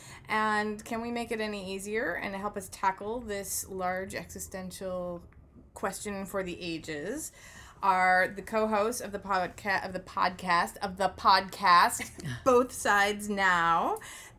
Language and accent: English; Michigan, United States; moved away as an adult; now in Los Angeles, United States; I'm from Michigan.